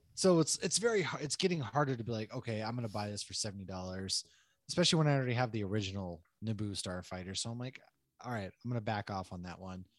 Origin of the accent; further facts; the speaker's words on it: Northeast, United States; moved away; I'm from the Northeast.